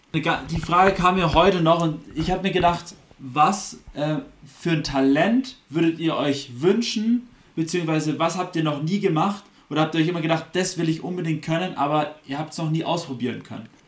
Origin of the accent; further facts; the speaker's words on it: Germany; wir sind Deutsche, Deutsche wir aus dem deutschsprachigen Raum